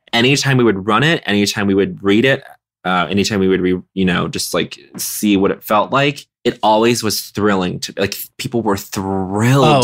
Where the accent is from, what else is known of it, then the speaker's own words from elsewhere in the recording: Montreal, Quebec, Canada; me growing up in Montreal